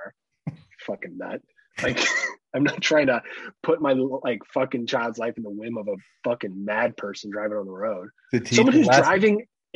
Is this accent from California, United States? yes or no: yes; Half Moon Bay, California, United States; The house we grew up in Half Moon Bay